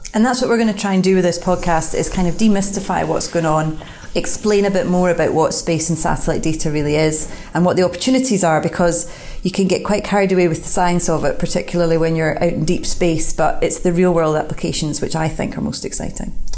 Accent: Glasgow, Scotland, United Kingdom; moved away as an adult; now in Edinburgh, United Kingdom; I live here. I'm not from here. I'm from Glasgow

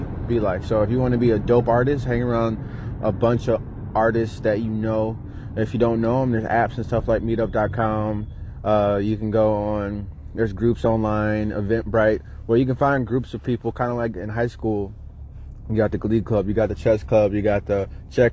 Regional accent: Detroit, Michigan, United States; moved away; I grew up in Detroit, moved out

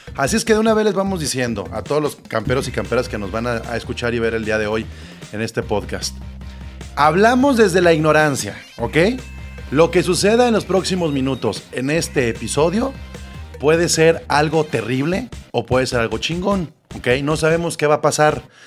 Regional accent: Mexico; como mexicanos, latinoamericanos

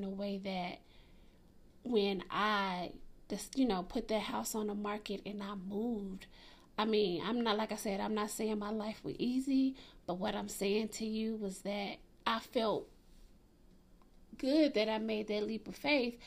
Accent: Atlanta, Georgia, United States; I grew up in Atlanta

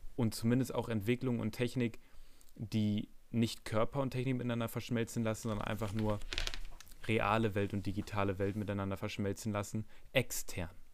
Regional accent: Germany; für mich als Deutscher

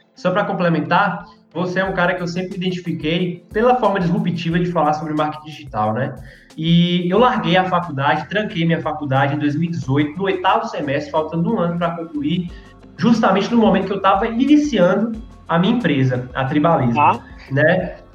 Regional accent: Vitória da Conquista, Bahia, Brazil; Sou aqui de Vitória da Conquista, Bahia.

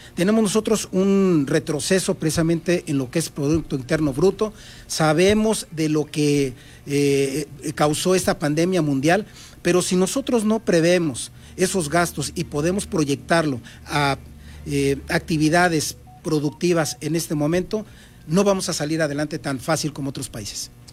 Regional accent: Mexico City, Mexico; moved away as an adult; also born or lived in Michoacán; now in Baja California Sur, Mexico; soy originario de la Ciudad de México, mis raíces son de Michoacán. Yo llego aquí en el 2006

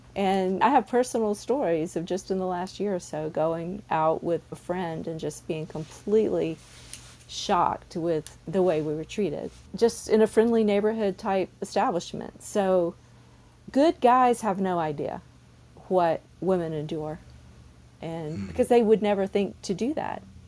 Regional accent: the South, United States; I'm from the South

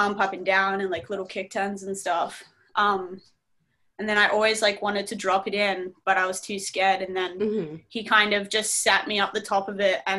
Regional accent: Berwick, Victoria, Australia; accent: Australian; So right now I'm living in Melbourne, Australia, which is actually where I was born as well, in this little town called Berwick.

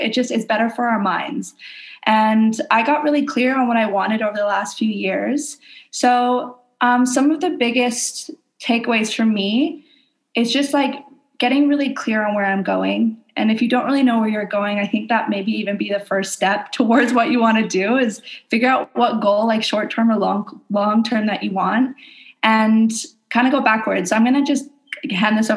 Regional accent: Canada; now in Indonesia

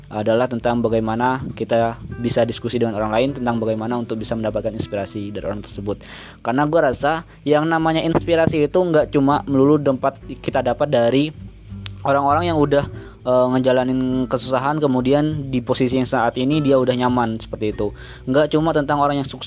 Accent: Banyuwangi, East Java, Indonesia; Asal gua dari Banyuwangi, Jawa Timur dan saat ini masih menjadi mahasiswa aktif di Institut Pertanian Bogor.

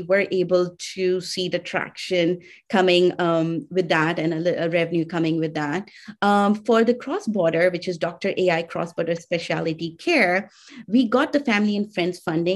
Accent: India; I'm from India.

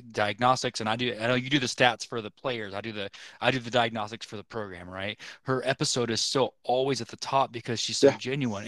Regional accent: Oklahoma, United States; we're from Oklahoma

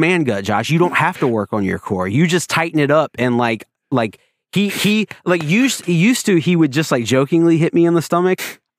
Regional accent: Wilmington, North Carolina, United States; I'm actually from Monkey Junction, which is basically Wilmington.

